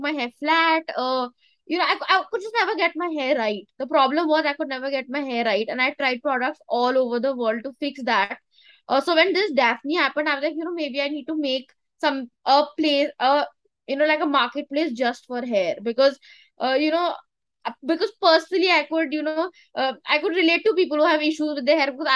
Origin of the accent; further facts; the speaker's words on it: Dehradun, Uttarakhand, India; Dehradun in my hometown at my factory.